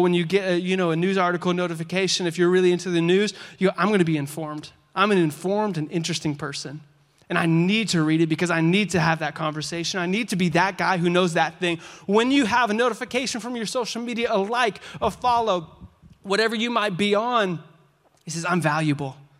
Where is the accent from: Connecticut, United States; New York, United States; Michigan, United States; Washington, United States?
Washington, United States; moved away; We're from Washington State